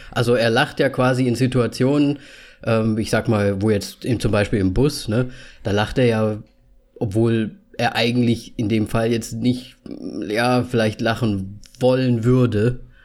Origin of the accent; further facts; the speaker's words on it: Austria; Ich bin Österreicher